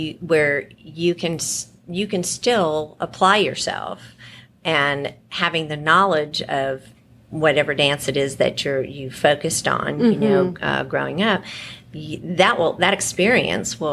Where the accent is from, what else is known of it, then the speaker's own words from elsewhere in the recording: New England, United States; moved away as an adult; now in Richardson, United States; I grew up in New England